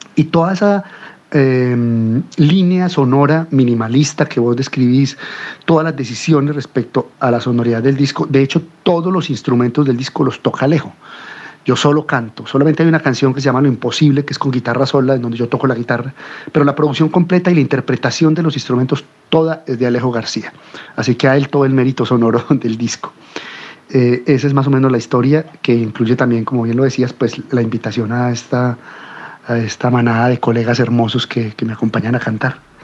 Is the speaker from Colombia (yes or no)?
yes; Colombia; also born or lived in Cuba; las sonoridades del tango, que son las sonoridades con las que yo crecí en mi pueblo